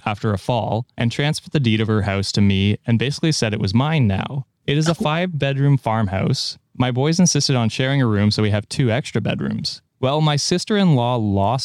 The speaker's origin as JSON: {"language": "English", "country": "Canada", "said": "as a Canadian"}